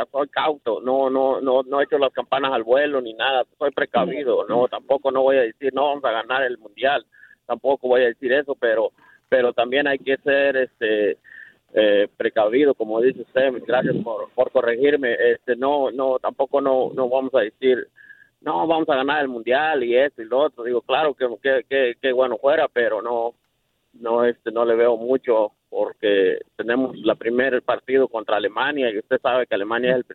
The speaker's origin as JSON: {"language": "Spanish", "country": "Mexico", "said": "soy mexicano"}